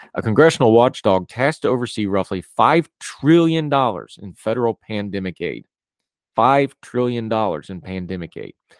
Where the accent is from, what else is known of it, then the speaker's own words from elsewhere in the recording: West Virginia, United States; I'm from West Virginia. I'm, I'm proud to be from West Virginia. I love the state of West Virginia, but my beloved home state has problems